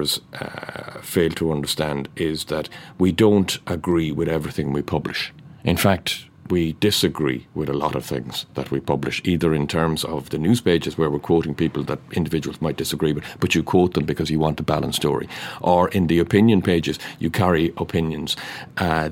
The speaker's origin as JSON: {"language": "English", "area": "North Cork", "region": "Munster", "country": "Ireland", "said": "I'm from North Cork"}